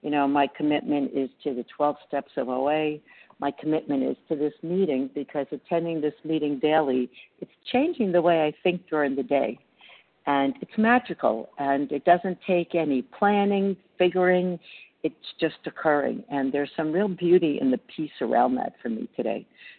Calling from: Reno, Nevada, United States; I'm recovering from Reno, Nevada.

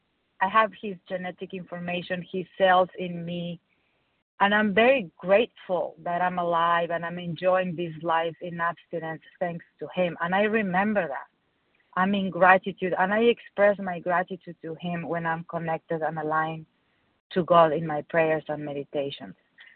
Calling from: Michigan, United States; I'm calling from Michigan.

